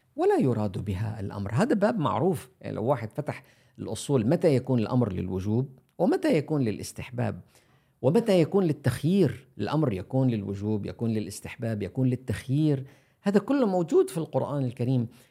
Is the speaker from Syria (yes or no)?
yes; Syria; نحن عندنا عندنا في سوريا